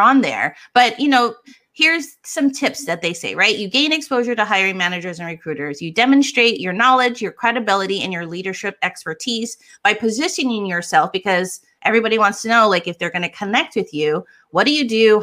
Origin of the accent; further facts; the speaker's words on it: Hawaii, United States; I come from Hawaii